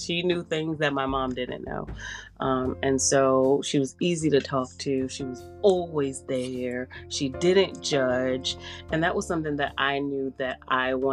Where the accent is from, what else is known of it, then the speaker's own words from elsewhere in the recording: New York City, New York, United States; I'm from New York. I lived in the Bronx